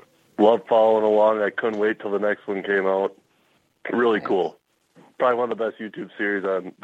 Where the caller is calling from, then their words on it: southern Minnesota, United States; I'm calling from southern Minnesota.